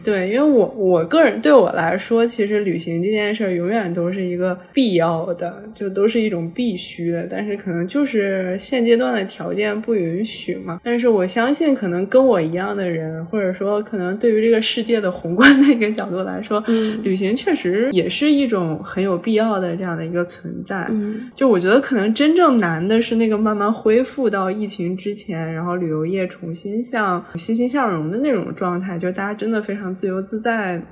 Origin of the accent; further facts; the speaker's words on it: China; 我是一个来自中国的旅行者